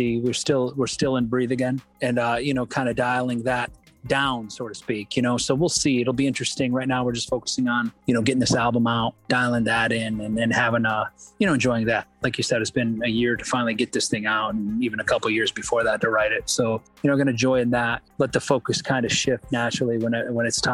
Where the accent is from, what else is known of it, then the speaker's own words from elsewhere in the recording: Michigan, United States; I'm from Michigan, so Eastern time zone.